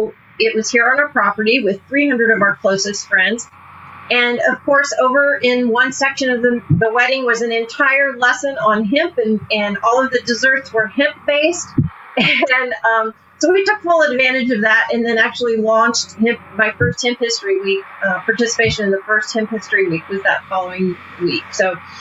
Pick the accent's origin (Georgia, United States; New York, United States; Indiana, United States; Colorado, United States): Indiana, United States; Hamilton County; moved away as an adult; also born or lived in Coronado, California; I was born and raised in around Hamilton County, Indiana, north of Indianapolis, all rural.